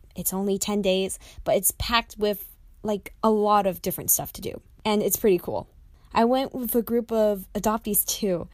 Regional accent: United States; also born or lived in Jiangxi, China; I was adopted by a American mom. She's single, and she brought me back here for a new life

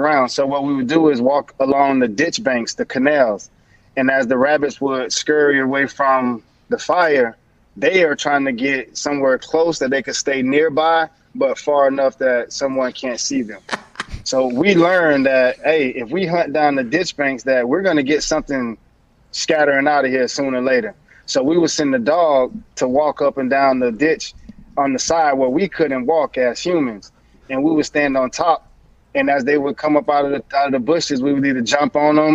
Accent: Belle Glade, Florida, United States; Belgrade, Florida

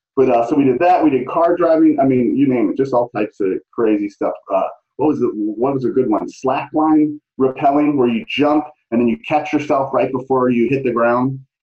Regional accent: St. Louis, Missouri, United States; moved away; I'm from the Midwest, though. You know that. I'm from yeah. St. Louis

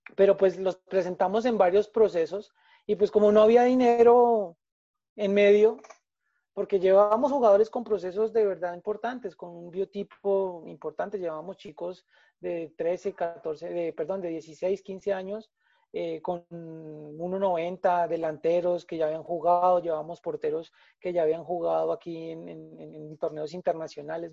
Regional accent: Colombia; como colombianos

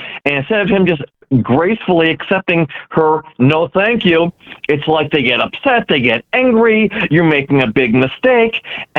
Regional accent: Detroit, Michigan, United States; Me and my friends, we grew up in Detroit.

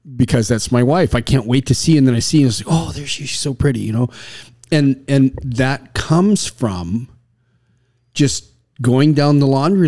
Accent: Canada; I was raised in Canada

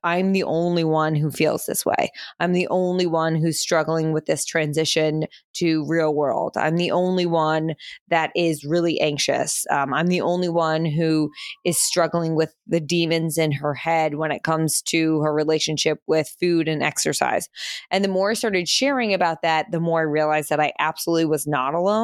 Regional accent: Princeton, New Jersey, United States; moved away as an adult; also born or lived in Manhattan, New York / Pennsylvania; now in New York, United States; We moved from New York to New Jersey when I was, I think, like three, in between three and four, and moved to Princeton, New Jersey, which is where I spent my entire childhood

